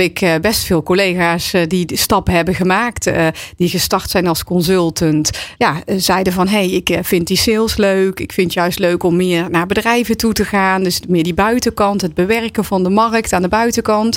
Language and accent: Dutch; Waalwijk, North Brabant, Netherlands; ik kom uit Waalwijk